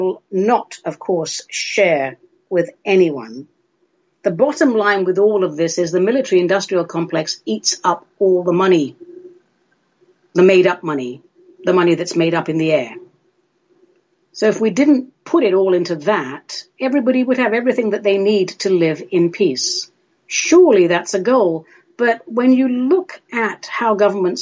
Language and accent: English; London, United Kingdom; moved away as an adult; now in Oregon, United States; I grew up in the UK, in London. I was educated in the UK. I'm still very much a London girl.